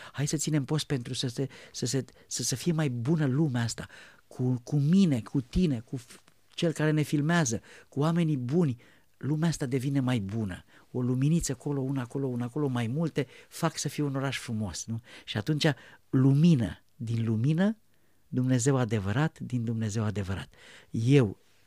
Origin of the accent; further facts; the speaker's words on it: Romania; poporul român